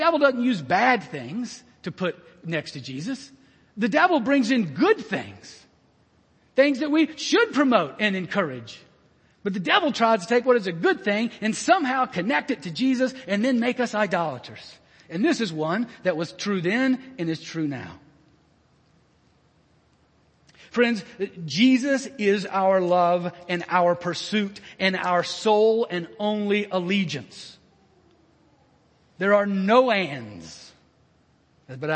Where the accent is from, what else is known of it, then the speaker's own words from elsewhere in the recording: United States; as an American